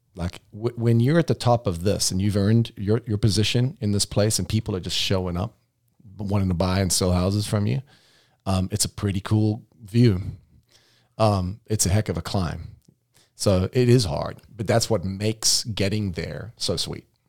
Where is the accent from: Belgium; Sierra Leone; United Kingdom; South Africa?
South Africa; moved away as an adult; now in United States; I came from South Africa where all houses were built like the third little piggy